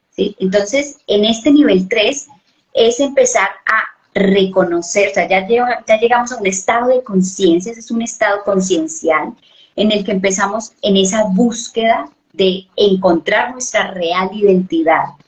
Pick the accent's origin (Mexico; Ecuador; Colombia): Colombia; yo soy de Colombia, vivo en Colombia